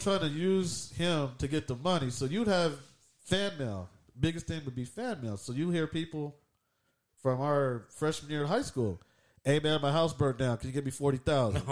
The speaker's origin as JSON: {"language": "English", "region": "Southern California", "country": "United States", "said": "We're from Cali, SoCal."}